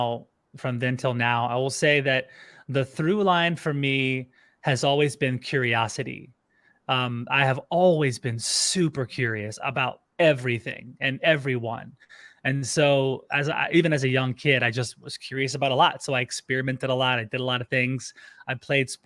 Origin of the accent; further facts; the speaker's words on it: Louisiana, United States; moved away as an adult; also born or lived in California / Orlando, Florida; now in Austin, United States; I grew up in Louisiana